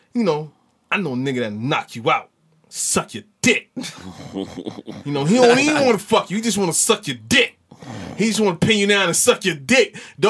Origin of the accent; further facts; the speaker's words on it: the South, United States; I'm from the South.